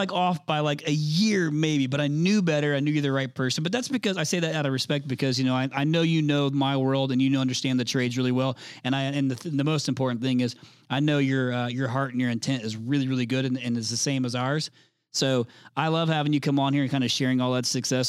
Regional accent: Indianapolis, Indiana, United States; I'm from the Indianapolis market

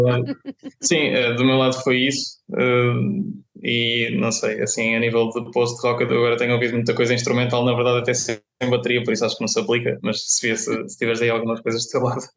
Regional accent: Viseu, Centro, Portugal; moved away as an adult; now in Coimbra, Portugal; sou de Viseu

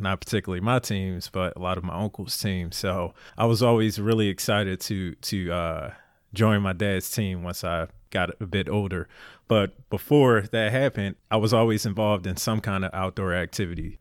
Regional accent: Philadelphia, Pennsylvania, United States; moved away as an adult; Born and raised in Philly

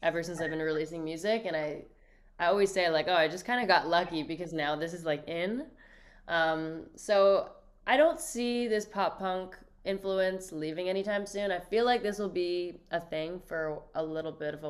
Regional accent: Toronto, Ontario, Canada; growing up in Toronto

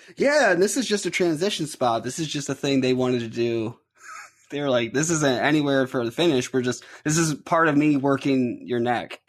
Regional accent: Ohio, United States; I'm from Ohio, so our main company here is

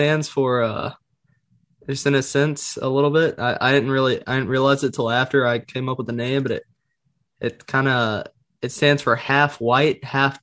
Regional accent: Alabama, United States; I'm from Alabama

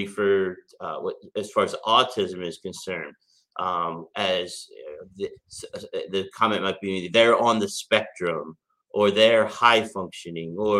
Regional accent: York, Pennsylvania, United States; we had a Country Inn & Suites in York, Pennsylvania, my hometown

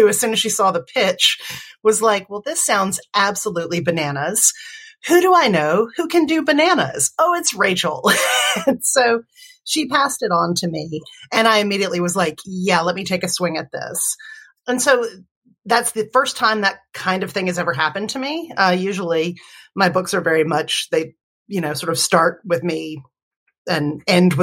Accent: Alabama, United States; where are you from? And I said, you know, Alabama

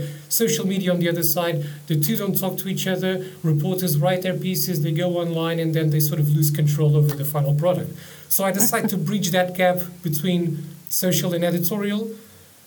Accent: Portugal; English is a second language; moved away as an adult; also born or lived in Cornwall / London; near my hometown, overlooking the Tagus River

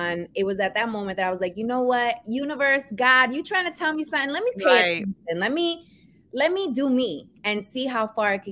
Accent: New York City, New York, United States; accent: New York; moved away as an adult; now in New Jersey, United States; I am born and raised in New York, Queens. So I am a Queens girl. You might hear that New York accent come

